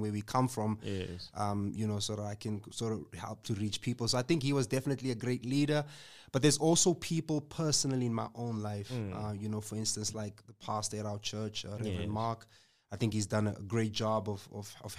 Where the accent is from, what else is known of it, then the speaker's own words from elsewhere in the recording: Johannesburg, Gauteng, South Africa; So I grew up in Eldorado Park, grew up in Eldos